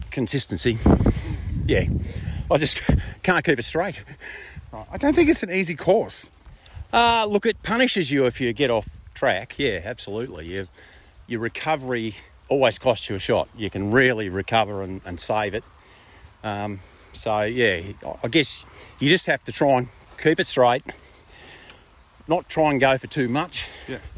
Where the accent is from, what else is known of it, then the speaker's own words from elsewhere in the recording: Bendigo, Victoria, Australia; Yeah, I grew up in Bendigo.